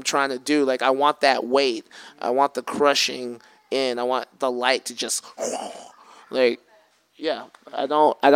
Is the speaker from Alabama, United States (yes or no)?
yes; Alabama, United States; also born or lived in Bay Area; now in Oakland, United States; growing up in Alabama